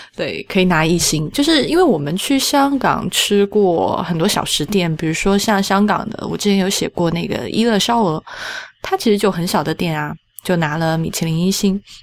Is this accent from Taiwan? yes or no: no; China; 我们中国人